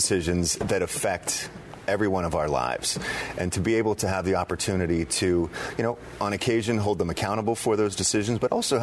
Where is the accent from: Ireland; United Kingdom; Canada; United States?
United States; Pittsburgh, Pennsylvania; moved away as an adult; also born or lived in Boise, Idaho; now in Columbus, United States; I grew up in Pittsburgh. My family's still there